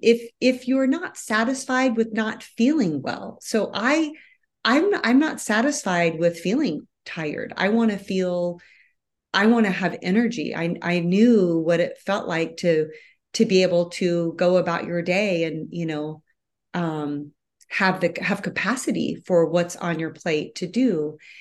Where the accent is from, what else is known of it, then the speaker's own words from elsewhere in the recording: Midwest, United States; moved away as an adult; I was born and raised in the Midwest